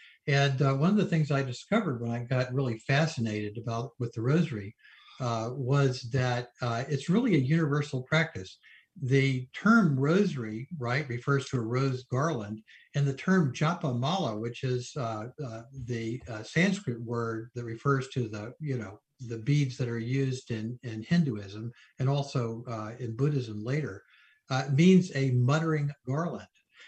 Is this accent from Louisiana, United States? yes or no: no; Arkansas, United States; also born or lived in Tennessee / Georgia; there wasn't much, you know, Catholicism to be seen in the little towns I grew up in Arkansas and Tennessee and Georgia.